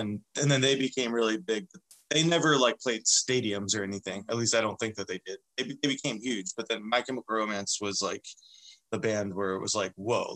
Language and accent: English; northern New Jersey, United States; moved away as an adult; now in Seattle, United States; born and raised in New Jersey. And I moved out to Seattle when I was 22